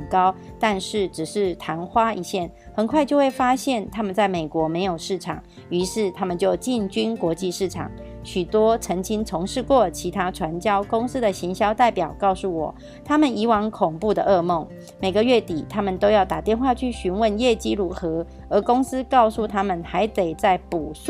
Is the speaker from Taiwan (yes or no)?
yes; Miaoli, Miaoli County, Taiwan; 今天要为大家导读的主题是建立朴实、平易、持续一生的事业。